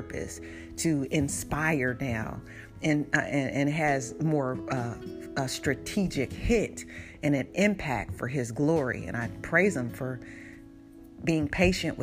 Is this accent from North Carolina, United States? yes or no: no; Portland, Oregon, United States; moved away; also born or lived in Oakland, California; When I grew up in Portland, like, I was also in the neighborhoods where my brothers were in gangs